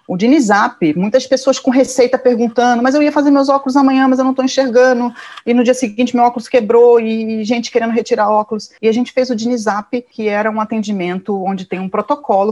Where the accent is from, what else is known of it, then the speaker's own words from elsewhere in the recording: Rio de Janeiro, Brazil; eu nasci no Rio, uma família muito provinciana